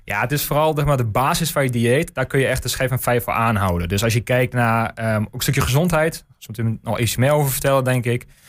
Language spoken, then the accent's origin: Dutch; De Lutte, Overijssel, Netherlands; En ik, ik kom zelf uit de Lutte. Ehm, dus echt kind van de regio.